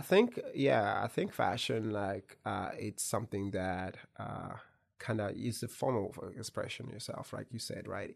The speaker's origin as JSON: {"language": "English", "region": "Kentucky", "country": "United States", "tie": "born or raised there", "said": "I'm Kentucky born"}